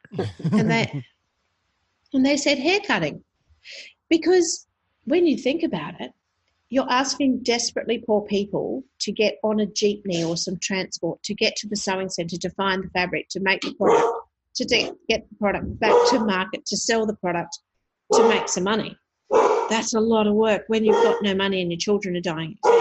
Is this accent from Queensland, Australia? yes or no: yes; Sunshine Coast, Queensland, Australia; now in Brisbane, Australia; I come from Brisbane uh, at the moment, so I'm here for work but I grew up on the Sunshine Coast